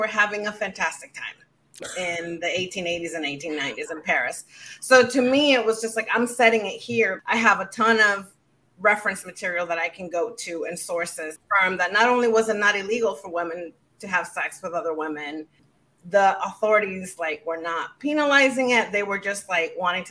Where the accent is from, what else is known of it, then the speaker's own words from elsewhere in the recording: Dominican Republic; moved away as an adult; now in New York City, United States; growing up in the Dominican Republic